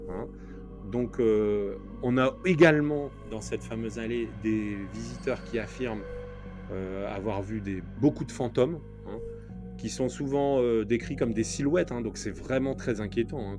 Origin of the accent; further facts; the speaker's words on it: Nord, Hauts-de-France, France; nous, on vient du Nord